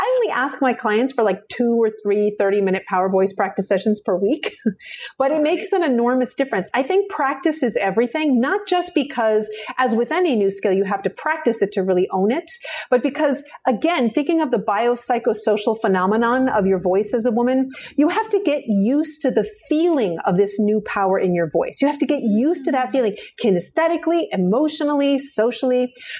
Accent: Vancouver, British Columbia, Canada; moved away; I'm from British Columbia

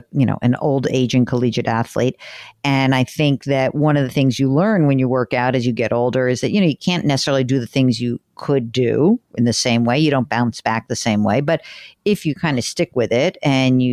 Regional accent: Northeast, United States; a neurotic Jew like I am from the Northeast

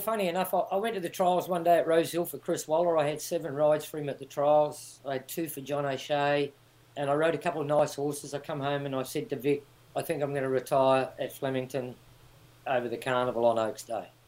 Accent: Lower Hutt, Wellington, New Zealand; moved away as an adult; now in Australia; I was born in Wellington, Lower Hutt

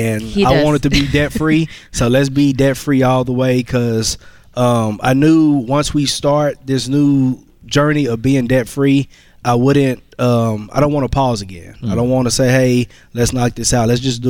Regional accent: Fort Worth, Texas, United States; Fort Worth, Texas.

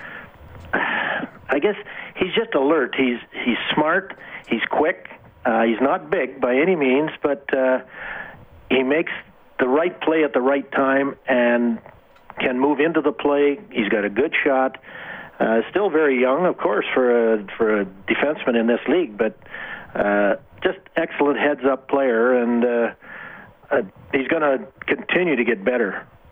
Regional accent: Wainwright, Alberta, Canada; I grew up in Wainwright

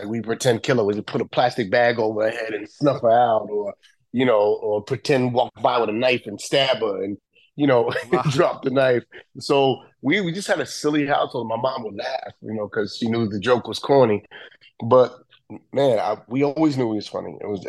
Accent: New York City, New York, United States; Best time was my childhood, man. Like growing up in the bricks down in now it's called, it was the hood back in the day, but now it's the meatpacking district.

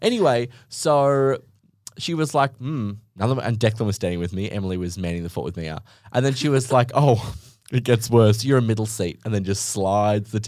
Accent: Australia; we're Australian

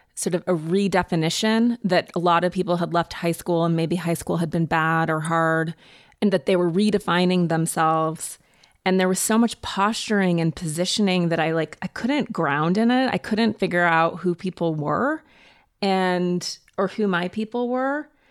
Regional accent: Montana, United States; growing up in Montana in the woods

